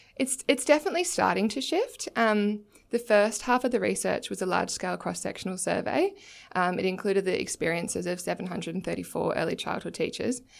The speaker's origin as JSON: {"language": "English", "town": "Torquay", "region": "Victoria", "country": "Australia", "said": "I'm from Torquay in Victoria"}